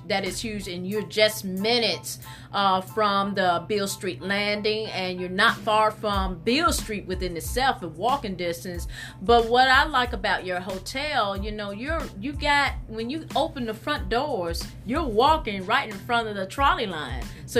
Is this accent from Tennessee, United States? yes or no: yes; Memphis, Tennessee, United States; I grew up in South City as well.